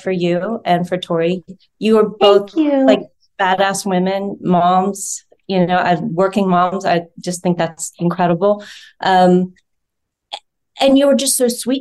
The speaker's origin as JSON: {"language": "English", "region": "Georgia", "country": "United States", "moved": "yes", "said": "I'm from Georgia"}